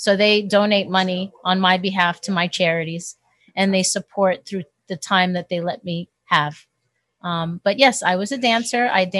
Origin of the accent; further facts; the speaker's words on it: New York, United States; now in Woodland Hills, United States; when I first moved to Woodland Hills, because I'm originally from New York.